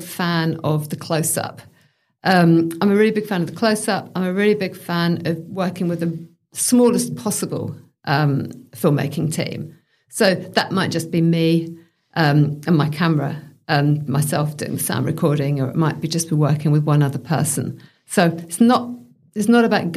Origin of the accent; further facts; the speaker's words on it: United Kingdom; now in Australia; I'm British